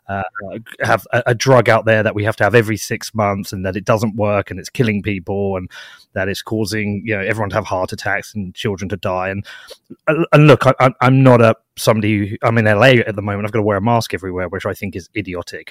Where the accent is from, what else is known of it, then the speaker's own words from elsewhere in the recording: United Kingdom; I'm based in the U K. I'm British